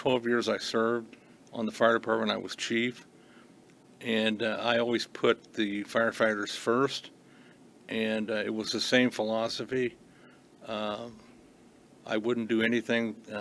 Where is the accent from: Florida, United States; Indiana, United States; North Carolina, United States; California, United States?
Indiana, United States; Beech Grove; born and raised in Beech Grove. I went to school in Beech Grove